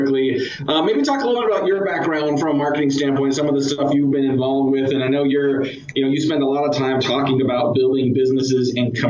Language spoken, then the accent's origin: English; Bay Area, California, United States; growing up in the Bay Area